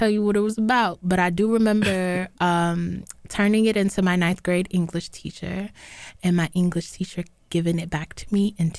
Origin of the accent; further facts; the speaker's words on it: North Carolina, United States; growing up in North Carolina, all I had was a lot of Black teachers